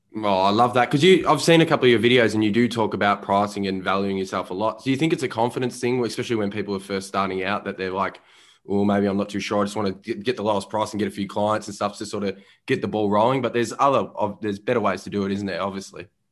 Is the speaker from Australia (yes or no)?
yes; Melbourne, Victoria, Australia; growing up in Melbourne, Australia.